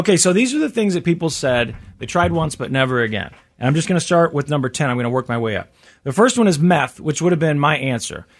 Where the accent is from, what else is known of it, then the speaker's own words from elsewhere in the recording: Midwest, United States; I'm from the Midwest